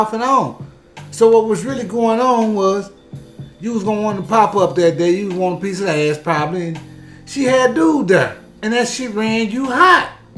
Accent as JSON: {"language": "English", "region": "Texas", "country": "United States", "said": "I'm from Texas"}